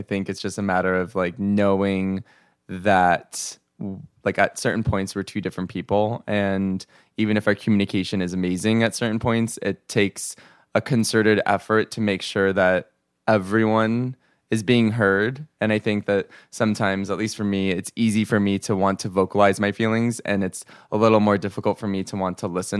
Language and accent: English; Simi Valley, California, United States; I'm from Simi Valley, California.